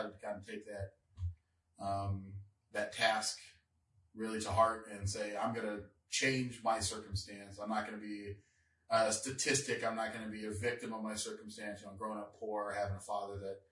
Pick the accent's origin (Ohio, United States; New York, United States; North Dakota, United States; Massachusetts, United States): North Dakota, United States; Devils Lake; moved away as an adult; also born or lived in Minnesota; We grew up in Devil's Lake, North Dakota